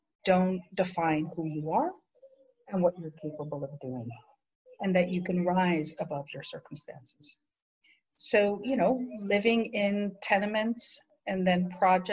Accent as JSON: {"language": "English", "region": "New York", "country": "United States", "tie": "born or raised there", "also_born_or_lived": "Ponce, Puerto Rico", "said": "I was born in Puerto Rico in a little town called Ponce and to a single mom. And I have an older sister who's about two years apart. And my mother brought us to New York when I was about five and a half"}